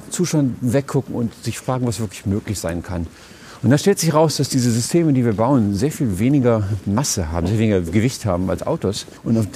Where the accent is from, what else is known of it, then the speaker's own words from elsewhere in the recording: United States; Ich kann mich als Amerikaner auf eine deutsche Straße bewegen und mir die Häuser anschauen.